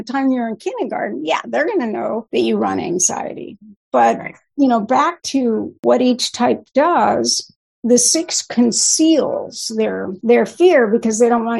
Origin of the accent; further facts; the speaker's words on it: Newport Beach, California, United States; now in Bay Area, United States; I grew up in Newport Beach